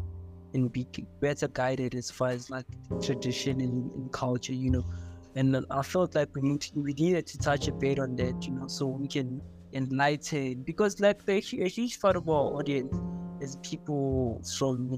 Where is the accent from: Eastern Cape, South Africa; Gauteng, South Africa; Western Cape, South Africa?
Gauteng, South Africa; Johannesburg; growing up in Joburg